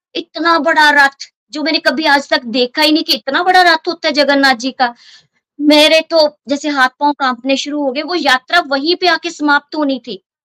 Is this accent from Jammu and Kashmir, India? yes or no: no; Hoshiarpur, Punjab, India; moved away as an adult; now in Pathankot, India; पठानकोट से बेसिकली मैं होशियारपुर से हूँ 93 में मेरी शादी पठानकोट में हुई